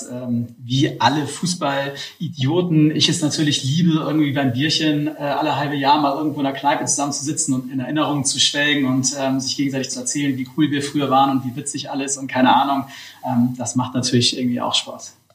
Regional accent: Hamburg, Germany; aber zumindest interessiert angeguckt wurde als Hamburger

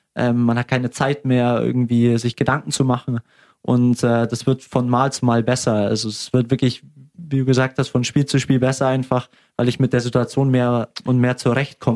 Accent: Augsburg, Bavaria, Germany; ich will natürlich am liebsten hier in Augsburg bleiben. Äh, es ist meine Heimat, meine Familie ist hier

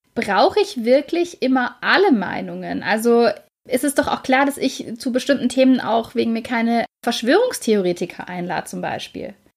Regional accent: Germany; bei uns in Deutschland

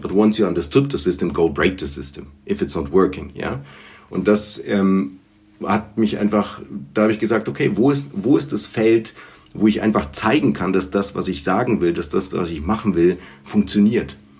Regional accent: Erlangen, Bavaria, Germany; first language Bulgarian; German is a second language; also born or lived in Sofia, Bulgaria / London; Ich war knapp acht Jahre alt, als, äh, als meine Eltern nach, äh, nach Erlangen zogen

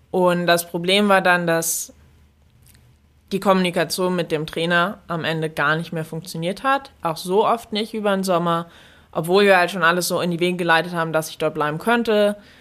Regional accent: Germany; moved away as an adult; also born or lived in United States; als Deutscher

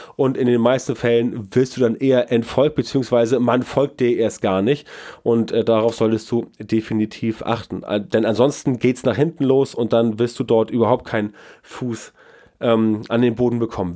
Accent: the North, Northern Germany, Germany; bei uns im Norden

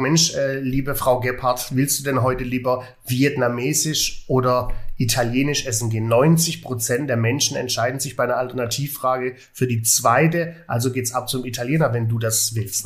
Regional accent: Swabia, Baden-Württemberg, Germany; als Schwabe

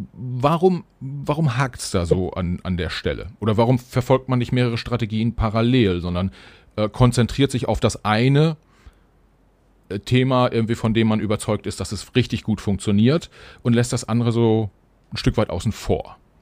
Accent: Germany; wir als Deutsche

